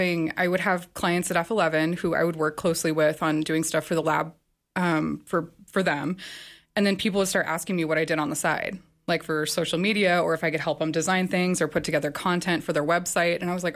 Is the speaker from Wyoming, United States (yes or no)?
yes; Tongue River Valley, Wyoming, United States; moved away; My family and I had been talking about moving back to the area. So I'm from here. I'm from the Tongue River Valley. So we were talking about moving back.